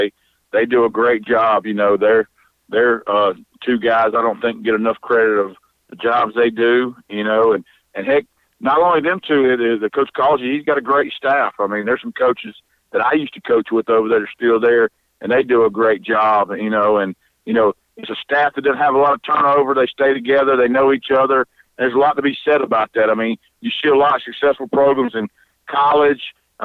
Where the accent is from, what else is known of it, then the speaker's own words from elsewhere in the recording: Oak Grove, Mississippi, United States; but I grew up in Oak Grove.